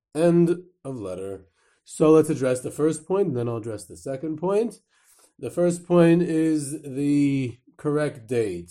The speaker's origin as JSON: {"language": "English", "region": "New York", "country": "United States", "said": "I'm from New York"}